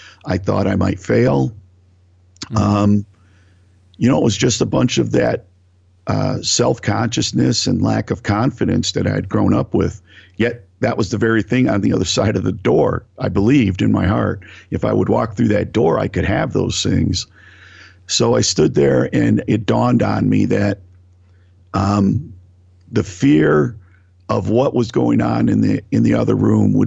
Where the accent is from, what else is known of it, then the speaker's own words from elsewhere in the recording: Northeast Ohio, United States; I grew up in Northeast Ohio, working class family